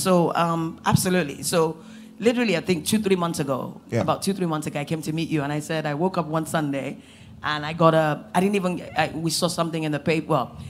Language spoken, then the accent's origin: English; United States; I think one of the biggest things for me was not growing up in Nigeria, right?